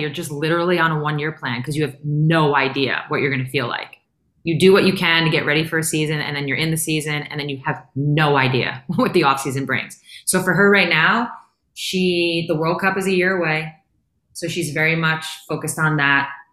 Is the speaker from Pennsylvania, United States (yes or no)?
no; New York, United States; I'm from New York